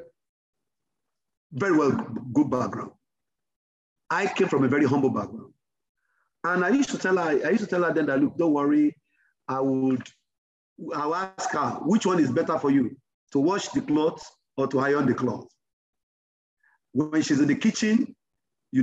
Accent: Yorubaland, Nigeria; My mom, we grew up in Yoruba land

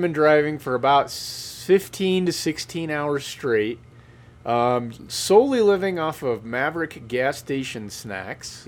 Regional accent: Kansas, United States; I'm from Kansas

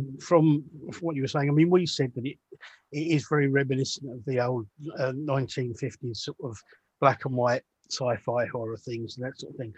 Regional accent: England, United Kingdom; growing up in England

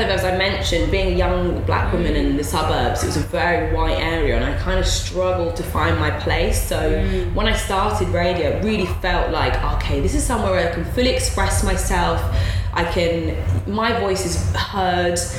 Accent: Guildford, South East England, United Kingdom; now in London, United Kingdom; I grew up just outside of London in Guildford in Surrey

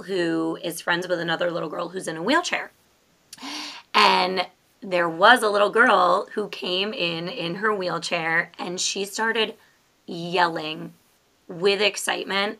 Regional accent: New York, United States; also born or lived in Florida; now in Maryland, United States; we are both originally from New York.

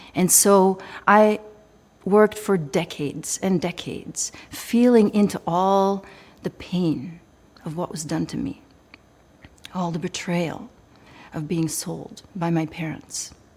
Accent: Belgium; I was raised in Belgium

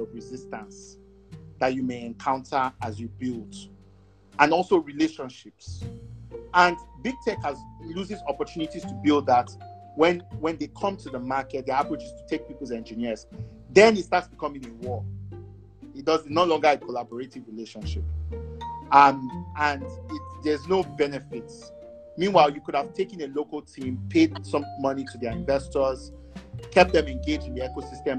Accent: Nigeria; moved away; also born or lived in Canada; I would still just only have a Nigerian passport

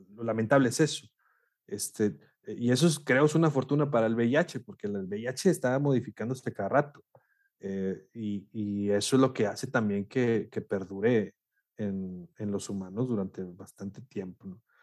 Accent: Monclova, Coahuila, Mexico; also born or lived in Saltillo; yo soy de Monclova, soy de Coahuila también

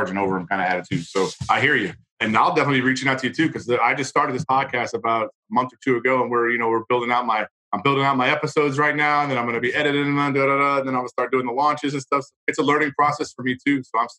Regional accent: United States; a lot of us as Americans that are proud

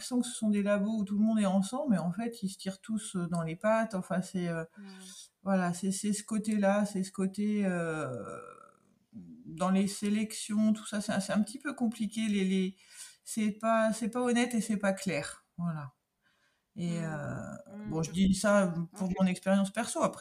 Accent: Brittany, France; moved away as an adult; also born or lived in Charente-Maritime; now in Arvert, France; Moi, je suis bretonne d'origine.

